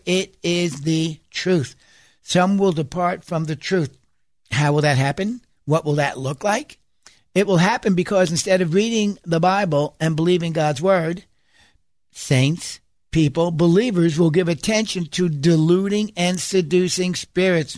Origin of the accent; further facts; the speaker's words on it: United States; as American Christians